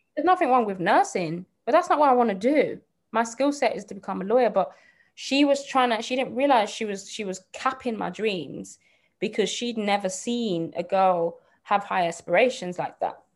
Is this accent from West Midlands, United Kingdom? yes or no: yes; Birmingham, West Midlands, United Kingdom; I'm from Birmingham. You might not be able to tell, um, but yeah, I'm, I grew up in Birmingham.